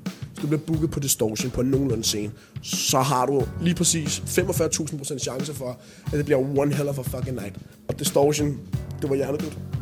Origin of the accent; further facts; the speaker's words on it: Denmark; man kan godt høre, at jeg var dansk